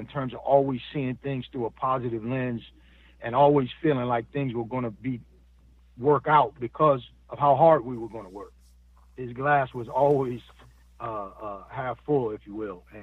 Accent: Buffalo, New York, United States; now in Atlanta, United States; I'm from Buffalo, New York

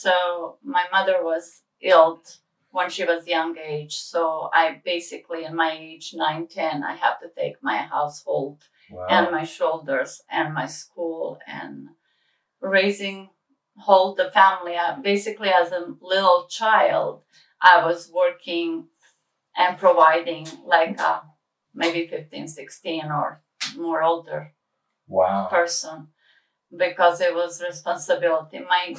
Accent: Kozarac, Republika Srpska, Bosnia & Herzegovina; born there; Yes, I was born in Bosnia in a small town called Kozarac.

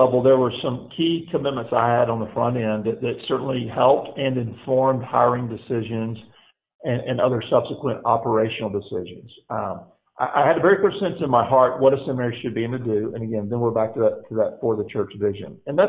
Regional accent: Mobile, Alabama, United States; I grew up in Mobile, Alabama. I came to know the Lord my freshman year in college. I grew up in a Christian home in a Southern Baptist conservative church

